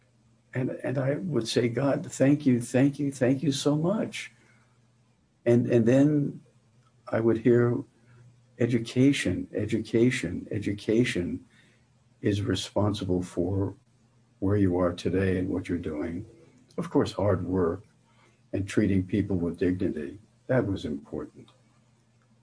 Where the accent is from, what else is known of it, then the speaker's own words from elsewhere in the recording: New York City, New York, United States; moved away; Growing up in New York City's Lower East Side